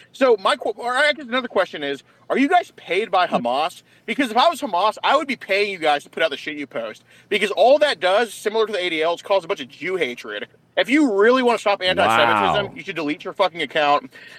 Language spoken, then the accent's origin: English; United States; because I'm fucking American, and Americans are my fucking people